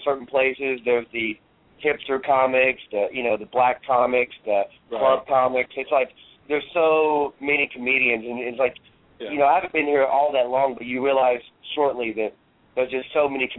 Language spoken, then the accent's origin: English; North Georgia, United States; I'm from North Georgia